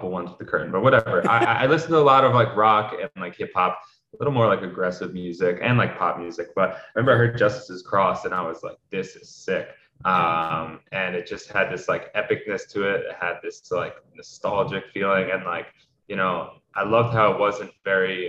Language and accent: English; New York City, New York, United States; So I was born and raised in New York, New York City. So I grew up in Manhattan, on the Upper West Side of Manhattan